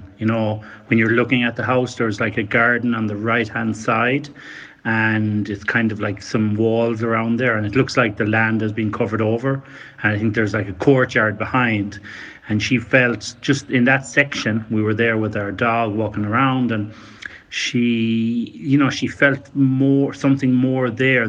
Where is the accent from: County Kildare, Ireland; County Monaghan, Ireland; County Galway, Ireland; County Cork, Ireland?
County Galway, Ireland; Carrafin; because I'm from Carrafin, but obviously I was living in Athenry for a few years.